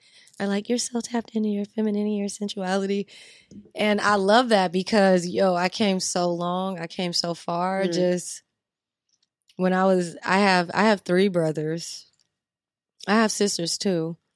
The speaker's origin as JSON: {"language": "English", "town": "New Orleans", "region": "Louisiana", "country": "United States", "tie": "born or raised there", "said": "especially when I was growing up in New Orleans, the girls are like 10 with C cups and big old booties."}